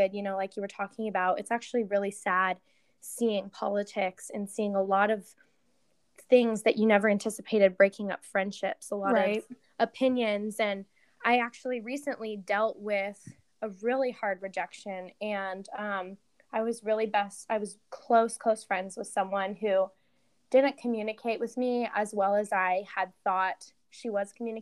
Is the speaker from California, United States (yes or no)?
yes; San Diego, California, United States; I'm from San Diego. I've been born and raised here my entire life